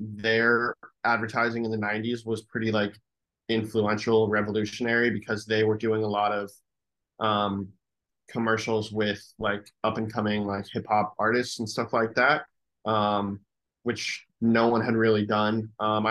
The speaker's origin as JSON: {"language": "English", "region": "New York", "country": "United States", "tie": "born there", "also_born_or_lived": "Chicago / San Francisco / Los Angeles", "said": "I was born in New York. I lived in Chicago for a period of time, then San Francisco, and then Los Angeles."}